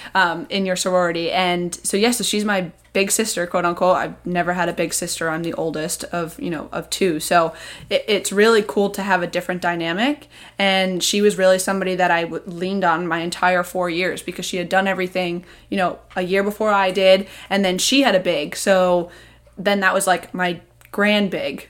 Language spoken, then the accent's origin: English; Seekonk, Massachusetts, United States; I'm from Seekonk.